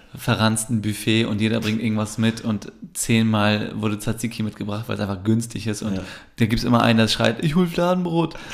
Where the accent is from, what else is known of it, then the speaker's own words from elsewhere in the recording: Germany; wenn man als Türke in Deutschland aufwächst, mhm. war immer so diese Thematik in der Schule